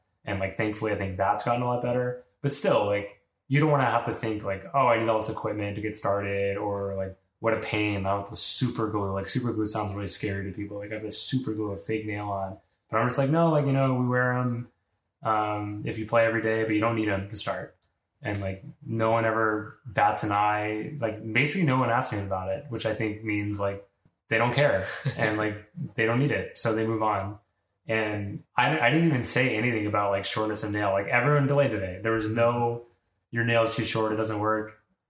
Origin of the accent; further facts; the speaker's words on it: New York, United States; Like, I'm a person, I'm from New York, like, I've been to the same restaurant as you